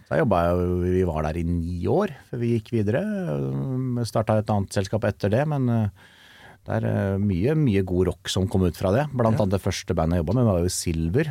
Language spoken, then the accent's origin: Norwegian; Kongsvinger, Innlandet, Norway; jeg er fra Kongsvinger